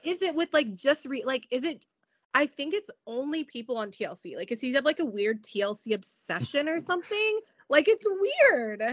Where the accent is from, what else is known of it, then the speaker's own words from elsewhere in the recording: San Diego, California, United States; San Diego look real bad, and that's my hometown